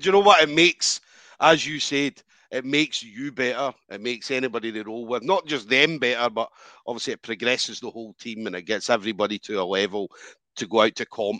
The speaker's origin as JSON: {"language": "English", "town": "Dundee", "region": "Scotland", "country": "United Kingdom", "tie": "born or raised there", "moved": "as an adult", "lives_now": "Glasgow, United Kingdom", "said": "So Dundee, my hometown. So obviously I was a Dundee boy, moved to Glasgow a number of years ago"}